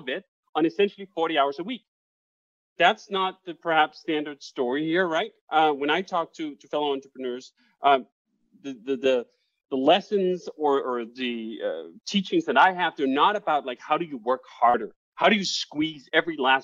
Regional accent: Copenhagen, Capital Region of Denmark, Denmark; moved away as an adult; now in United States; I'm Danish. I grew up 25 years in Copenhagen, Denmark

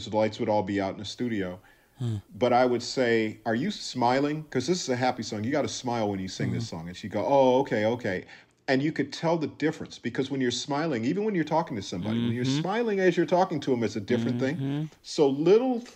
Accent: Minneapolis, Minnesota, United States; born or raised there; moved away; also born or lived in Los Angeles

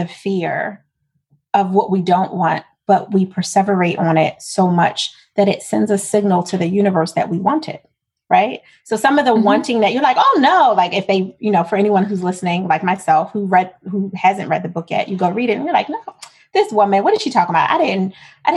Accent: Philadelphia, Pennsylvania, United States; I'm from Philadelphia.

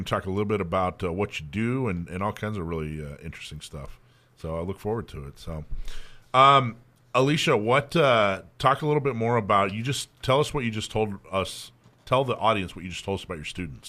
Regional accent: the South, United States; My old man's from the Midwest. My mom was from Philly. I grew up in the South.

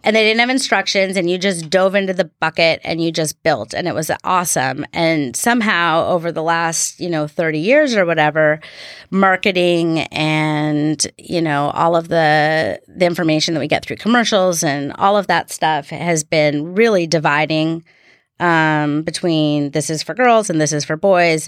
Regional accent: Seattle, Washington, United States; also born or lived in Bremerton, Washington / Silverdale, Washington; now in Bainbridge Island, United States; I was born in Bremerton

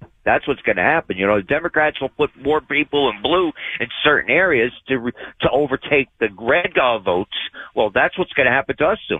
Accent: New York City, New York, United States; now in Milwaukee, United States; I come across the east from the East Coast. I come from Brooklyn, New York. I moved to Wisconsin to get away from it

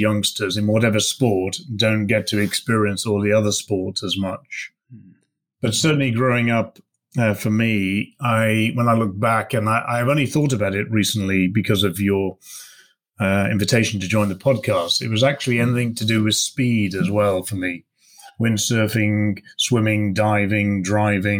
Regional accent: Shropshire, West Midlands, United Kingdom; Growing up for me was in sunny Shropshire

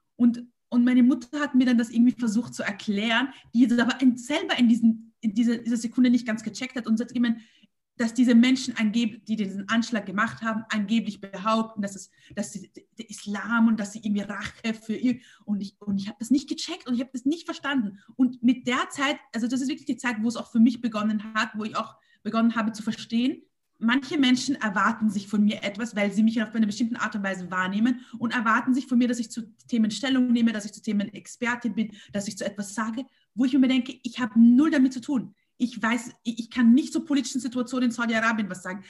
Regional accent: Vienna, Austria; als Wiener und als Österreicher

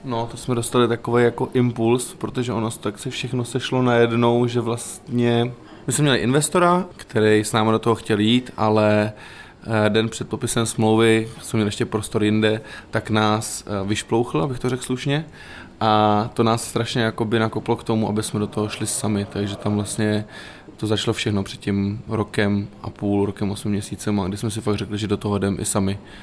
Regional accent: South Bohemian Region, Czechia; v čem jsme vyrůstali, já jsem třeba z Jihuček

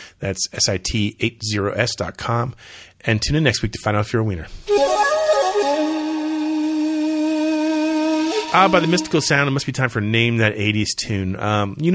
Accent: Clearwater, Florida, United States; growing up in Florida

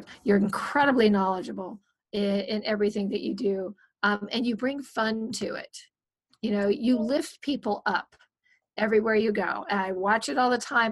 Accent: Minnesota, United States; now in California, United States; I'm from Minnesota. I don't like the cold. There's a reason I'm in California.

